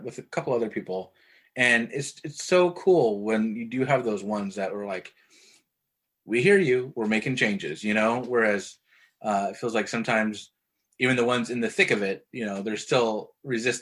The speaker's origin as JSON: {"language": "English", "region": "Idaho", "country": "United States", "tie": "born or raised there", "also_born_or_lived": "Nevada", "moved": "yes", "said": "I grew up in Idaho, or you know, we lived in Nevada"}